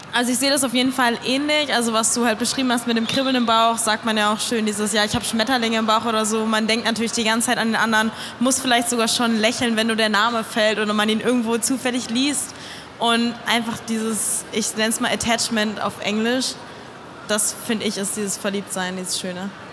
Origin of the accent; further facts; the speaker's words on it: Cologne, North Rhine-Westphalia, Germany; ich komme aus Köln